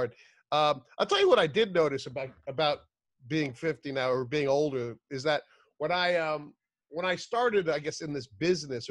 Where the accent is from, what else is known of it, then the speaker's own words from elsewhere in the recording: Madison, New Jersey, United States; moved away; I grew up in a place called Madison. So in Madison, where I grew up